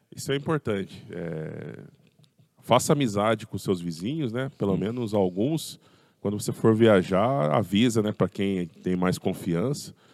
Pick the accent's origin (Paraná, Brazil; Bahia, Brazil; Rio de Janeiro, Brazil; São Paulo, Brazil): São Paulo, Brazil; Pirassununga; now in Araras, Brazil; Eu sou nascido lá em Pirassununga